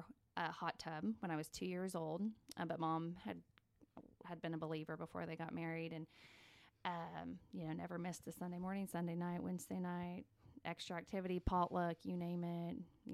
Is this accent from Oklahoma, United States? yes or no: yes; Ponca City, Oklahoma, United States; I grew up in Ponca City